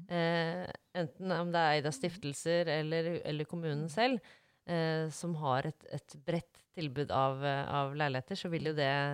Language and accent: Norwegian; Norway; Jeg er fra Lysaker